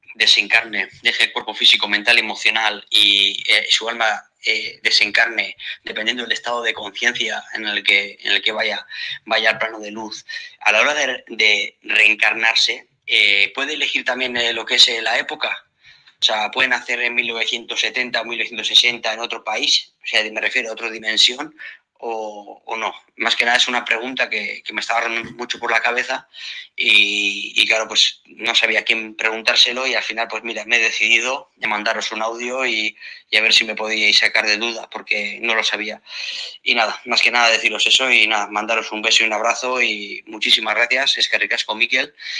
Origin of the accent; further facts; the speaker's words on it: Bermeo, Basque Country, Spain; soy Bermeo